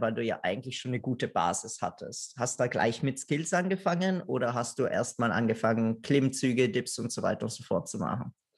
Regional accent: Italy; now in Austria; weil ich Italiener bin

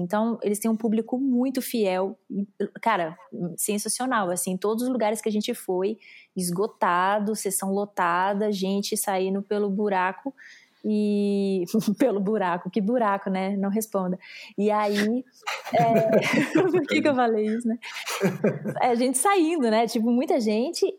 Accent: Brazil; o meu sotaque me entregava muito, eu falei, "Brasileira."

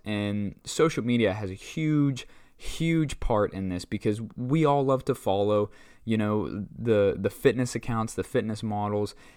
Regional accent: Butler, Pennsylvania, United States; born and raised in Butler, PA

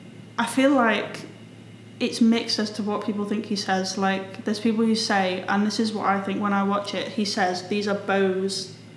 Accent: United Kingdom; I think it's because I'm British.

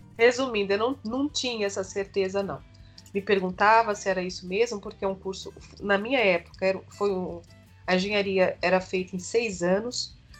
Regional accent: São Paulo, Brazil; Eu nasci em São Paulo, capital, hum. na zona norte de São Paulo, e hum. fiquei morando aqui até na casa dos meus 32 anos.

